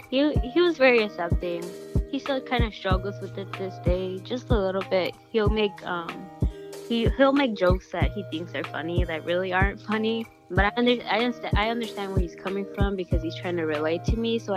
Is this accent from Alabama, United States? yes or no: no; Chicago, Illinois, United States; I am 17 and I am from Archer Heights.